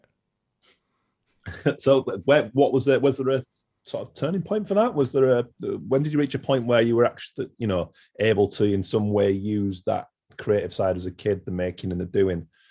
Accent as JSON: {"language": "English", "area": "near Haworth", "region": "Yorkshire and the Humber", "country": "United Kingdom", "tie": "born or raised there", "said": "I grew up in West Yorkshire and where we lived is near Haworth"}